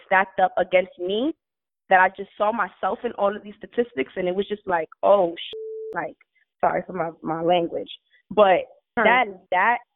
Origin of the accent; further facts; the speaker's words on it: New York City, New York, United States; I'm from the Bronx. People die around here